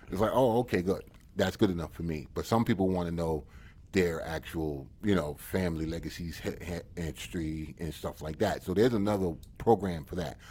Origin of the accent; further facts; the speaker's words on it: United States; I'm American and you know that. And I'm, I'm American to the core